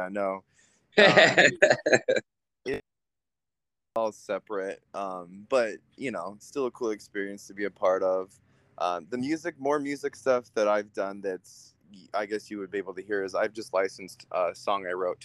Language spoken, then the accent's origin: English; Utah, United States; also born or lived in Pennsylvania; now in California, United States; I'm Jewish, and so growing up in Utah was definitely interesting